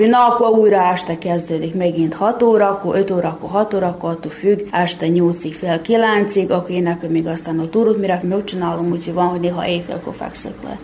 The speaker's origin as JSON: {"language": "Hungarian", "town": "Muzslya", "region": "Vojvodina", "country": "Serbia", "tie": "born or raised there", "also_born_or_lived": "Zrenjanin (Erzsébetlak) / Bláto", "said": "igaz, hogy én Erzsébet lakon születtem, de kicsi voltam, amikor eljöttünk ide Muzslára lakni"}